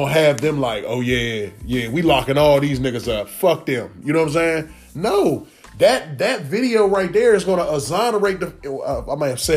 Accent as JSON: {"language": "English", "area": "Prince George's County", "region": "Maryland", "country": "United States", "said": "being from out here, knowing PG police"}